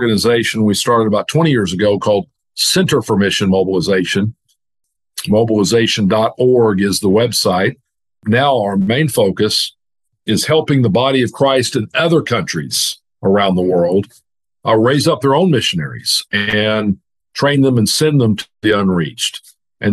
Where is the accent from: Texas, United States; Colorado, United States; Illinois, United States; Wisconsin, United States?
Texas, United States; Dallas; moved away as an adult; now in Arkansas, United States; I grew up in Dallas and went to University of Arkansas